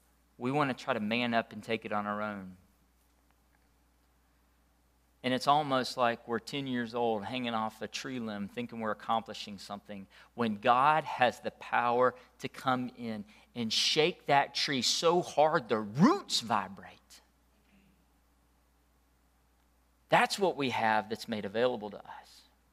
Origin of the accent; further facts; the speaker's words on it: Leslie, Georgia, United States; I remember growing up in Leslie, Georgia. How many of y'all know where Leslie is?